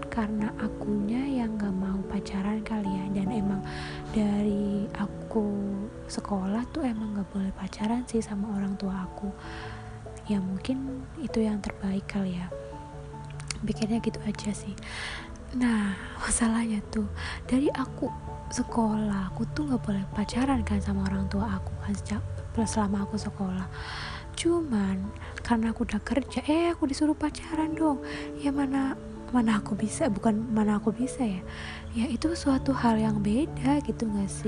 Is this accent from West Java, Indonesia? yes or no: no; Purbalingga, Central Java, Indonesia; accent: ngapak; dari Republik ngapak aku sih Purbalingga lebih tepatnya ya kota kecil yang uh, aku sangat merindukannya